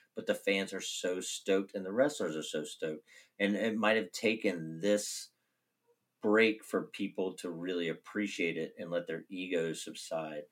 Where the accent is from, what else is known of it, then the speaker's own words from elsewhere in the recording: Roanoke, Virginia, United States; moved away as an adult; now in Gainesville, United States; Growing up in Roanoke